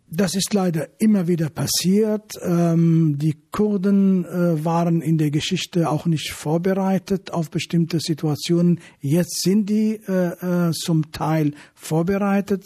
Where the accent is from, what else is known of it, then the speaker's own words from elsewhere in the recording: Afrin, Aleppo Governorate, Syria; now in Germany; das ist meine alte Heimat, dort bin ich geboren